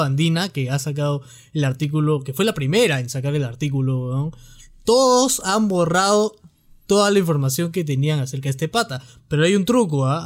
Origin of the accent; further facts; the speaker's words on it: Peru; los peruanos somos así